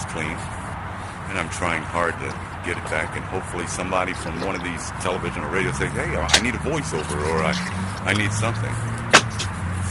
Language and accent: English; New York City, New York, United States; I was born and raised in Brooklyn, New